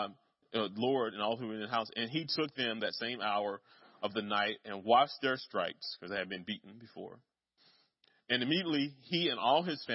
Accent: Kinston, North Carolina, United States; Kinston, my hometown

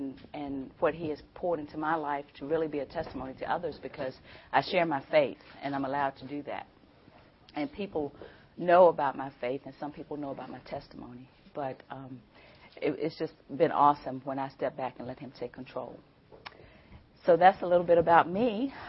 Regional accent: Amherst County, Virginia, United States; I grew up in Amherst County.

